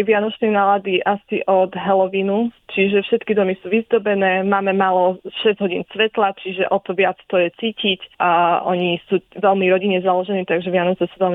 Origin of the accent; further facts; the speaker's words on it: Košice, Košice Region, Slovakia; moved away as an adult; now in Oslo, Norway; pochádzam z Košic, kde som aj študovala na Univerzite Pavla Jozefa Šafarika.